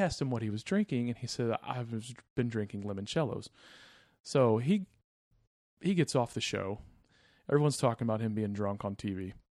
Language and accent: English; Houston, Texas, United States; I'm from Houston